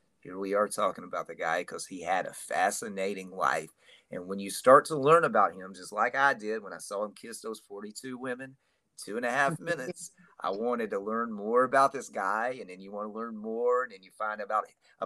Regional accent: Alabama, United States; I'm from Alabama

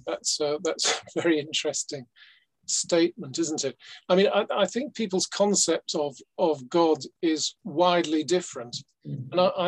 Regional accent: England, United Kingdom; I mean, actually, I am an English male-only Freemason

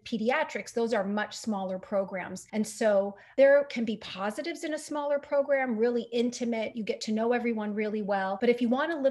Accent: Jordan; moved away as an adult; I'm from Jordan

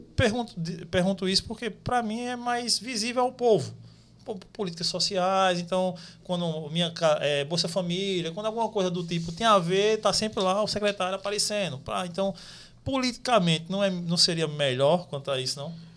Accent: Desterro, Paraíba, Brazil; de onde eu venho, de Desterro

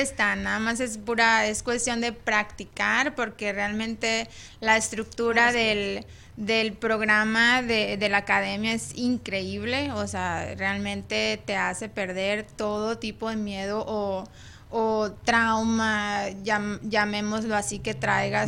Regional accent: Ciudad Obregón, Sonora, Mexico; moved away; yo soy de, de Obregón, Sonora. Soy de Sonora

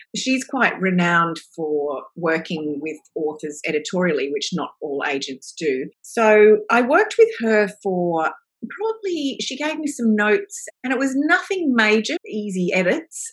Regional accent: Australia; now in Melbourne, Australia; I am Australian

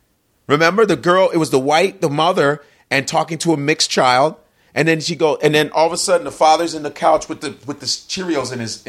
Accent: Chicago, Illinois, United States; I grew up in Uptown. Uptown in Chicago is the most integrated area in Chicago. It's all immigrants. I had friends from Russia, Poland, Korea, Africa, Ethiopia, Nigeria, being Nigerian, Yugoslavia. That's why I knew Yugoslavian words.

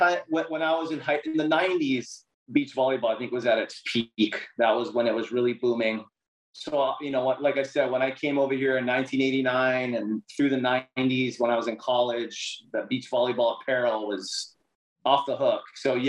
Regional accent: Big Island, Hawaii, United States; also born or lived in Oahu, Hawaii; I grew up on the Big Island

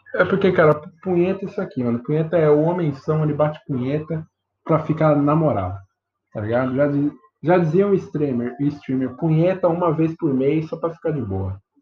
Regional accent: Brazil; A gente é brasileiro

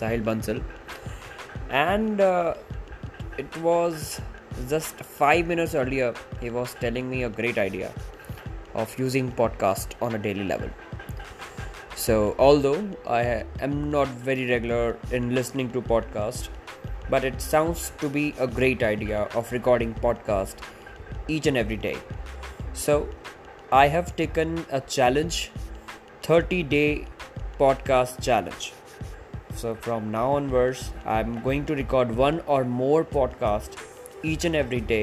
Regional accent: Jaipur, Rajasthan, India; now in Bangalore, India; I hail from Jaipur, Rajasthan, and currently I'm living in Bangalore.

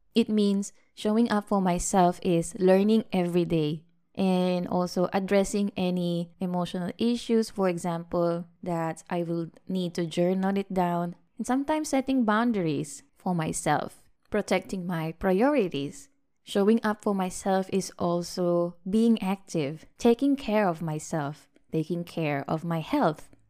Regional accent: Philippines; now in Malaysia; we went back to visit my hometown, the beautiful and warm country of the Philippines

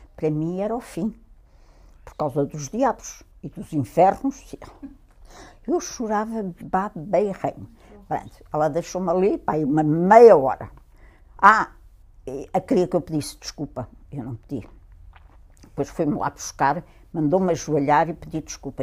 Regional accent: Lisbon, Portugal; also born or lived in England; nascida em Lisboa, em São Sebastião da Pedreira

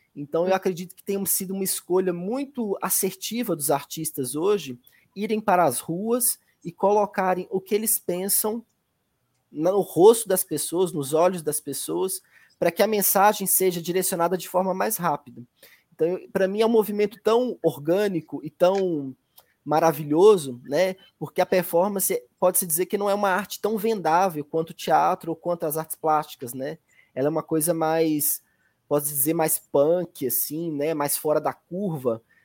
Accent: Belo Horizonte, Minas Gerais, Brazil; also born or lived in Medina, Minas Gerais; quando os meus pais vieram para Belo Horizonte, eu devia ter mais ou menos uns 6, 7 anos

